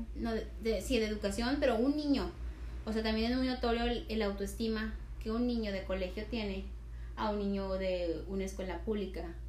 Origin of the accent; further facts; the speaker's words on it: Tamaulipas, Mexico; nosotros somos del norte, somos de Tamaulipas